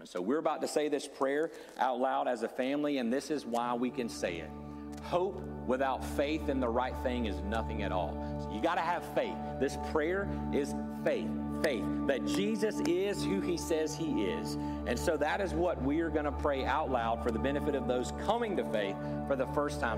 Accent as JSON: {"language": "English", "region": "the Bible Belt", "country": "United States", "said": "Many of us growing up in the Bible Belt"}